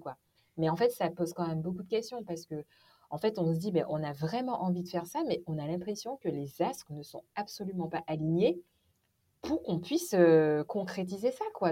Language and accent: French; Martinique; moved away as an adult; also born or lived in Morbihan, France; now in Finistère, France; je suis originaire de la Martinique. J'ai vécu jusqu'à mes 18 ans.